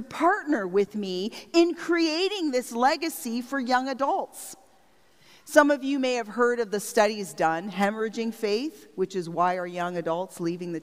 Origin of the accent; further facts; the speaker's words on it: Strathroy, Ontario, Canada; moved away; I grew up in Strathroy, by the way, but since leaving home, I've been part of 6 different communities